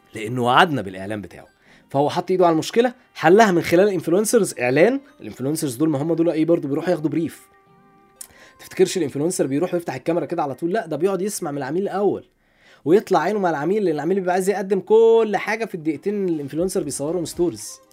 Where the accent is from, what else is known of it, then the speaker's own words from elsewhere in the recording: Alexandria, Alexandria Governorate, Egypt; انا راجل اسكندراني عندنا في اسكندريه